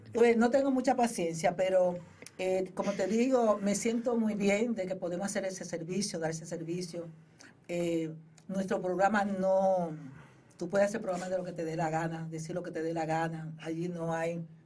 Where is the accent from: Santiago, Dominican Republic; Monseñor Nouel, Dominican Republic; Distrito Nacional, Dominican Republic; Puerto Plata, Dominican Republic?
Distrito Nacional, Dominican Republic; Boca Chica; now in New York, United States; yo soy de Boca Chica, primeramente me decís, decir, yo soy de Boca Chica